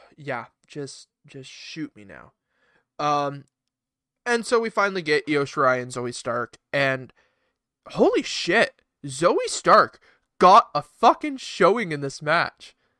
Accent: Canada; as a Canadian

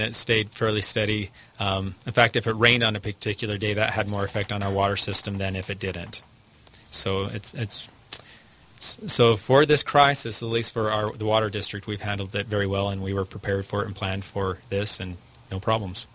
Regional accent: United States; as an American

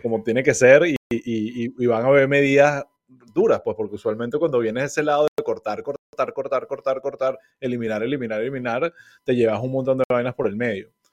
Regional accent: Venezuela; moved away; nosotros como venezolanos

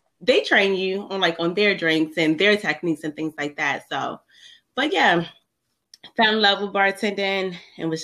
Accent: Baltimore, Maryland, United States; I've been born and raised in Baltimore, Maryland

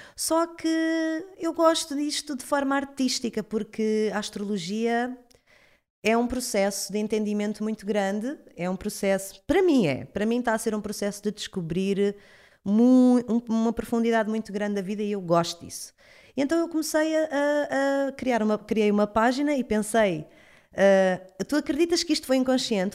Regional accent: Cacém, Lisbon, Portugal; also born or lived in Caldas da Rainha; Eu, eu sou do Cacém

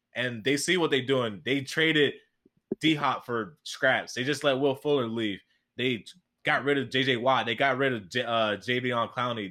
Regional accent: New Jersey, United States; I'm from Jersey

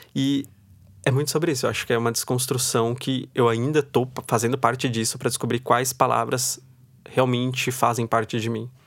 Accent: Osasco, São Paulo, Brazil; Eu venho de Osasco. Então, em Osasco, todo mundo antigamente ia trabalhar na Cidade de Deus

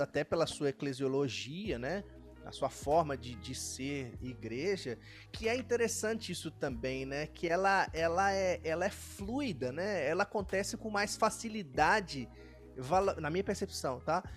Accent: Minas Gerais, Brazil; moved away; eu sou de Minas

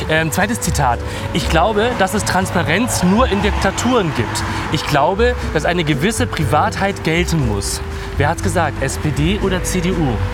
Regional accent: Berlin, Germany; also born or lived in Wilmersdorf, Berlin; Ich bin in Wilmersdorf tatsächlich zu, zu Welt gekommen und bin aber in Neukölln groß geworden

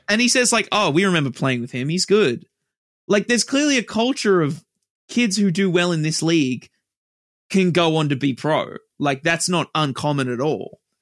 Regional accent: Australia; we're Australian

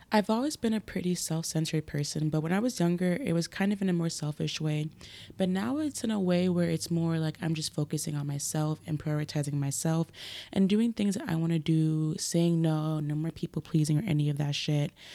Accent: New York City, New York, United States; moved away; I grew up in Brooklyn, uh, specifically Crown Heights, Flatbush area

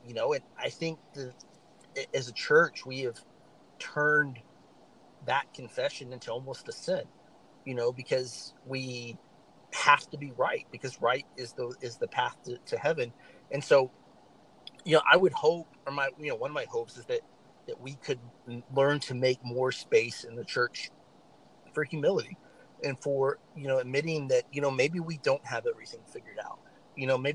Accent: the South, United States; I'm from the South

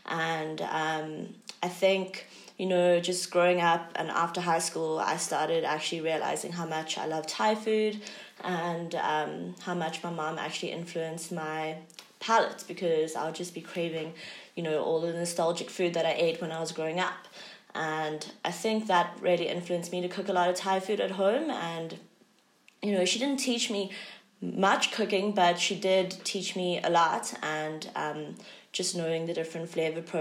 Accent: Cape Town, Western Cape, South Africa; I grew up in Cape Town

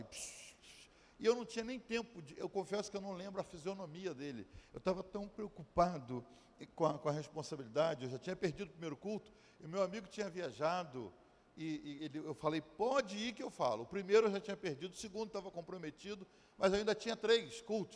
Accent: Brazil; now in United States; eu sou brasileiro

